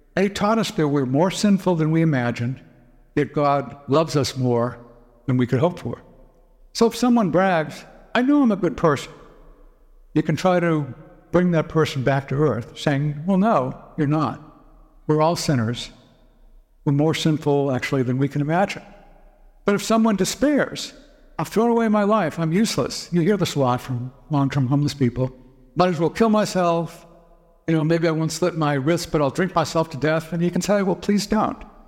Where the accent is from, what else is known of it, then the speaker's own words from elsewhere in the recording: Boston, Massachusetts, United States; I grew up in the Boston area